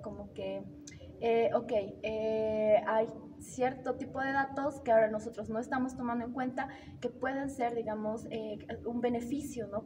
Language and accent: Spanish; Bolivia; soy de Bolivia